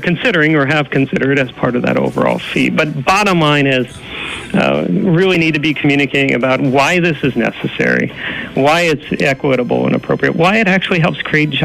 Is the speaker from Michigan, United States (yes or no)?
no; Dallas, Pennsylvania, United States; moved away; I'm a Pennsylvanian, I grew up in the Back Mountain